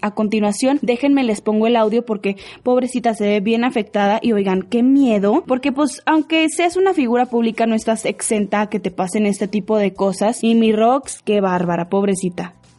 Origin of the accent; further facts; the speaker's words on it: Lerdo, Durango, Mexico; soy de Lerdo